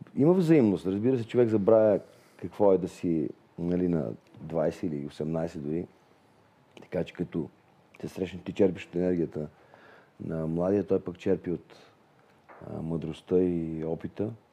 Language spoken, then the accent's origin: Bulgarian; Vidin, Vidin Province, Bulgaria; аз съм от Видин